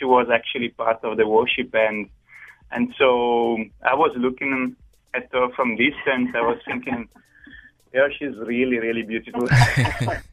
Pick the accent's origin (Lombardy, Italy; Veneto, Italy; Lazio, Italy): Lombardy, Italy; Varese; moved away as an adult; also born or lived in Bologna; now in South Africa; I come from North Italy, a place called Varese, which is actually about 40 minutes from the Great Milan